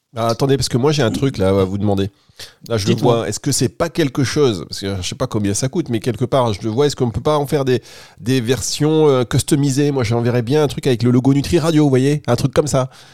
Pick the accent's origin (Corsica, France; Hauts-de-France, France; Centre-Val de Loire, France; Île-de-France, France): Hauts-de-France, France; Dunkirk; now in Cannes, France; moi Dunkerque, moi je suis de Dunkerque.